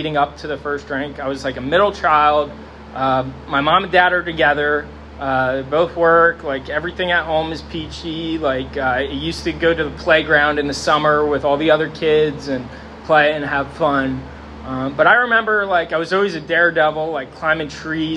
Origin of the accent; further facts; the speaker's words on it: Sinking Spring, Pennsylvania, United States; I grew up here in Sinking Spring.